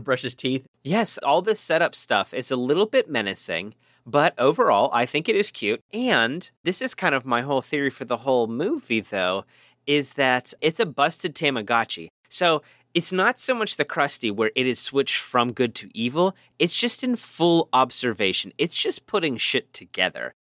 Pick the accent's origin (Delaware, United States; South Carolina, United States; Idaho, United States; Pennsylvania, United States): Pennsylvania, United States; Pittsburgh; accent: Pittsburgh; my ridiculous Pittsburgh accent